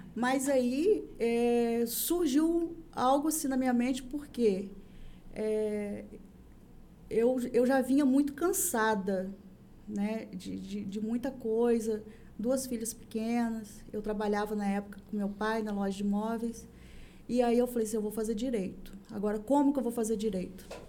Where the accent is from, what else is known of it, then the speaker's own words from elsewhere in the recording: São Francisco, Brazil; eu sou nascida e criada em São Francisco